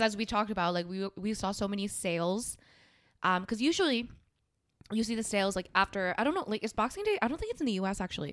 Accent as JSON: {"language": "English", "country": "South Korea", "moved": "yes", "said": "South Korea, my home country"}